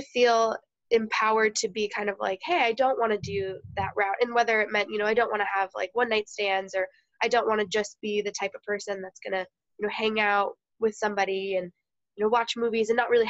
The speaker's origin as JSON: {"language": "English", "town": "Naperville", "region": "Illinois", "country": "United States", "tie": "born or raised there", "also_born_or_lived": "Iowa", "moved": "yes", "said": "I grew up in suburban Chicago, Naperville area"}